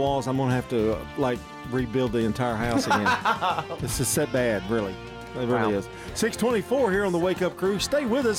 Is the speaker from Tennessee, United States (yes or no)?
yes; Nashville, Tennessee, United States; I'm from Nashville, Tennessee.